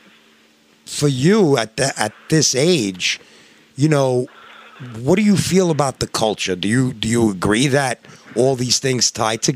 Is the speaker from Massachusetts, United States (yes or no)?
no; New York, United States; I'm from New York